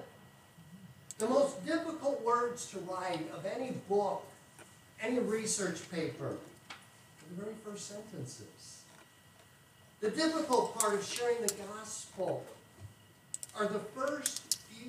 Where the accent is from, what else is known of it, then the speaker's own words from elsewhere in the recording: United States; I grew up on the Mississippi River, I've gone through floods